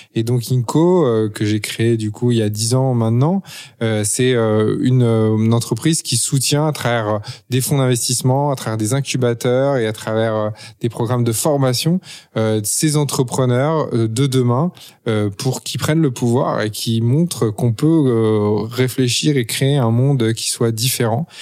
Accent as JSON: {"language": "French", "town": "Paris", "region": "Île-de-France", "country": "France", "tie": "born or raised there", "also_born_or_lived": "United States", "moved": "as an adult", "said": "j'ai grandi à Paris, de parents à la fois français et étrangers"}